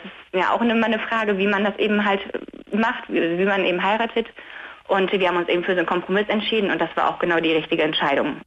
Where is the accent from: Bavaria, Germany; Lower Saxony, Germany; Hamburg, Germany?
Lower Saxony, Germany; Delmhorst; ich komme ja aus Delmhorst, wir haben hier in Delmhorst geheiratet